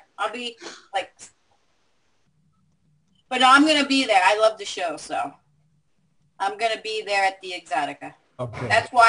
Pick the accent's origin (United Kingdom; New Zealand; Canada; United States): United States; Englewood, New Jersey; I was born in Englewood.